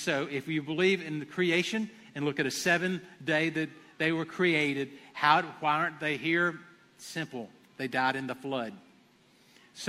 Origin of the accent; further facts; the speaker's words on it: Abbeville, United States; I'm from Abbeville